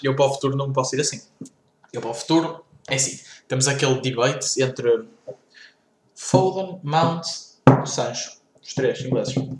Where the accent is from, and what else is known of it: Portugal